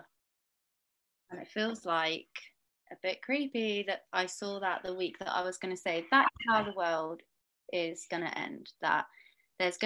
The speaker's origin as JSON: {"language": "English", "town": "Perth", "region": "Western Australia", "country": "Australia", "moved": "yes", "said": "I'm from Perth, Australia"}